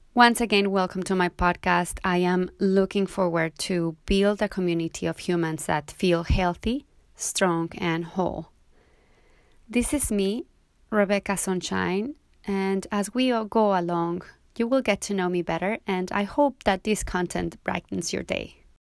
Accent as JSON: {"language": "English", "country": "Mexico", "tie": "born or raised there", "also_born_or_lived": "Cozumel, Mexico", "moved": "as an adult", "lives_now": "Montego Bay, Jamaica", "said": "I was born and raised in Mexico. But I left my country a while ago, so for now I live in Montego Bay, Jamaica."}